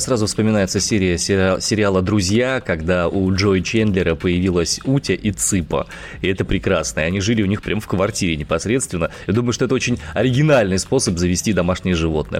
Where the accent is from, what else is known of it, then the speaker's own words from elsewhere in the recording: Omsk, Omsk Oblast, Russia; я родом из Омска